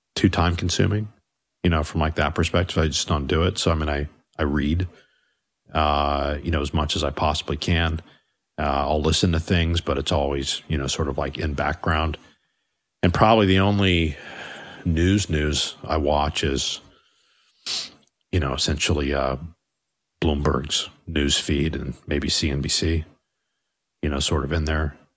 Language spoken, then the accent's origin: English; United States; I do think of myself as an American